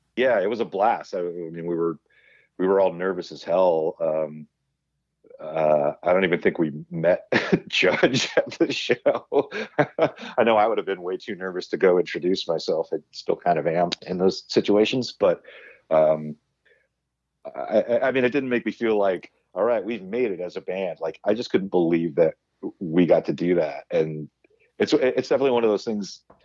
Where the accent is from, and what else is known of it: Huntington Beach, California, United States; born or raised there